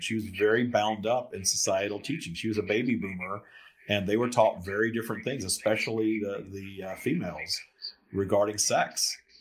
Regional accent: the South, United States; I grew up in the South uh, in in sort of a religious uh, scenario

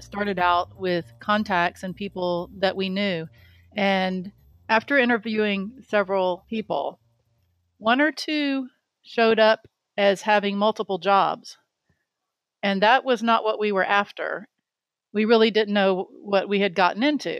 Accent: Jacksonville, Florida, United States; moved away as an adult; also born or lived in Miami, Florida; now in North Carolina, United States; I grew up in Jacksonville, Florida

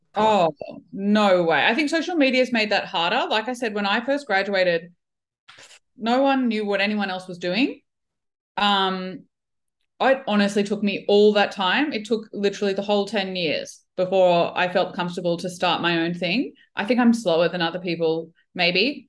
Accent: Brisbane, Queensland, Australia; also born or lived in Melbourne, Australia / United Kingdom / Kuwait; I'm a physio from Brisbane.

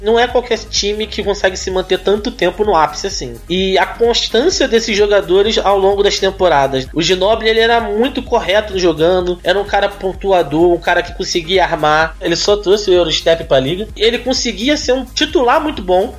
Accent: Brazil; como brasileiro

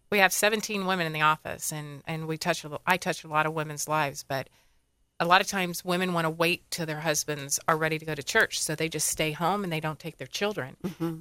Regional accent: Dunedin, Florida, United States; also born or lived in Tarpon Springs, Florida; I'm a Floridian. I was born in Dunedin. Okay. And lived here my whole life.

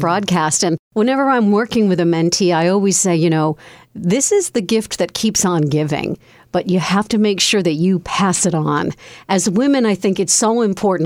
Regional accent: Connecticut, United States; my home state of Connecticut.

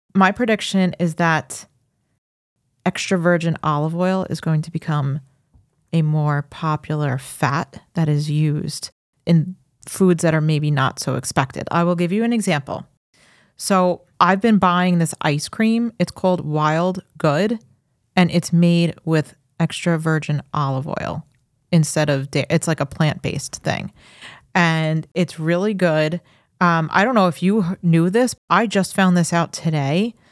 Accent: Farmingdale, New York, United States; now in Suffolk County, United States; I grew up in Farmingdale

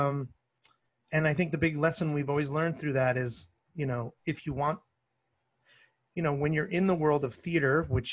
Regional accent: Canada; now in Los Angeles, United States; I'm a Canadian

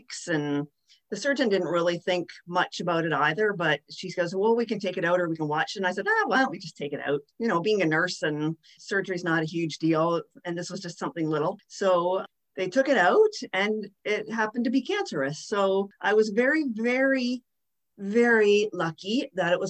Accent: West Lorne, Ontario, Canada; I'm actually from West Lorne, Ontario

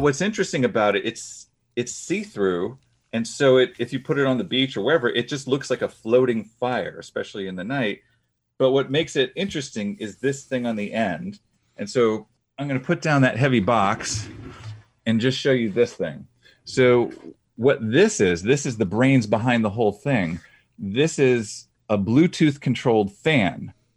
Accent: Boston, Massachusetts, United States; I'm from the Boston area

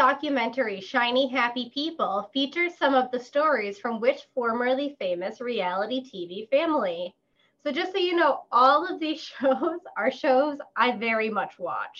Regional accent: St. Paul, Minnesota, United States; I am from St. Paul, where … is from that area, too.

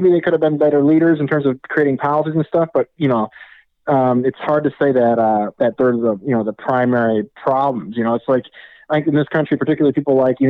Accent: Wisconsin, United States; moved away as an adult; also born or lived in California; I grew up in Wisconsin, and I'm actually there now.

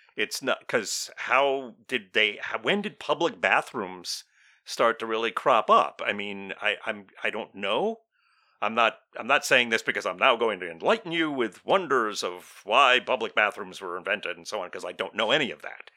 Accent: United States; we're from the United States of America

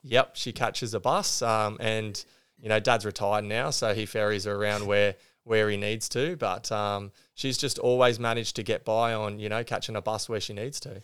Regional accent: Green Point, New South Wales, Australia; also born or lived in Sydney; I grew up on the Central Coast. Uh, we moved here from Sydney when I was, uh, just four. And so I, I lived in Green Point

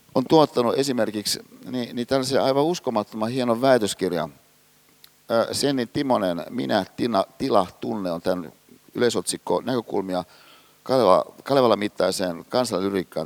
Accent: Hyvinkää, Uusimaa, Finland; mä oon kotoisin Hyvinkäältä

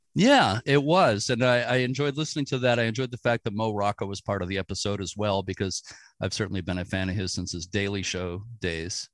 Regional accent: Boston, Massachusetts, United States; I grew up in the Boston area

